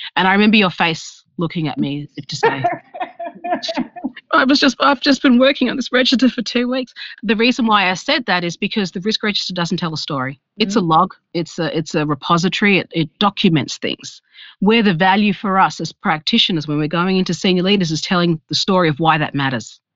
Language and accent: English; Australia; I am from Australia